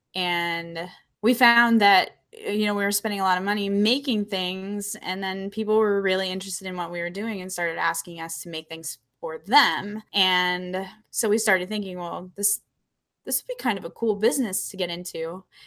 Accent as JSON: {"language": "English", "town": "Apollo", "region": "Pennsylvania", "country": "United States", "tie": "born or raised there", "said": "I grew up in a really rural area in Western Pennsylvania called Apollo"}